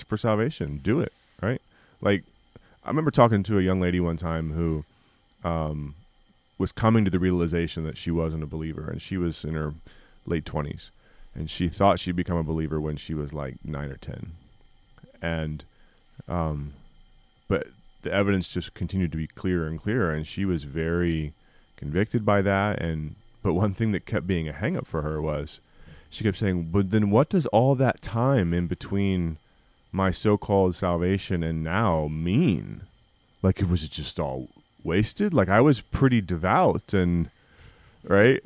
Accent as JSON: {"language": "English", "country": "United States", "said": "as American evangelicals and as American Christians"}